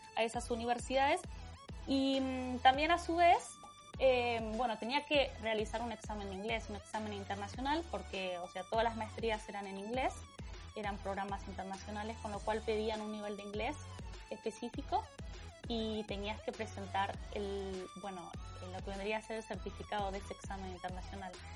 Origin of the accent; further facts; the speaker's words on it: Buenos Aires, Argentina; moved away as an adult; yo soy de Buenos Aires